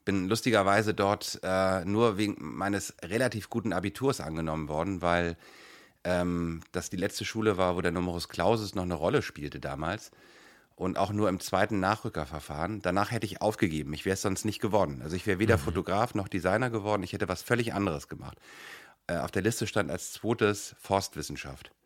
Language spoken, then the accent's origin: German; Hamburg, Germany; also born or lived in Kiel; ich bin in Hamburg geboren